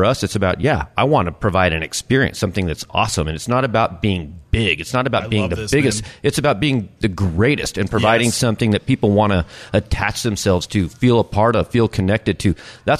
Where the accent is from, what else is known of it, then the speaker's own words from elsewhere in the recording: El Paso, Texas, United States; moved away; I'm from El Paso, Texas, originally.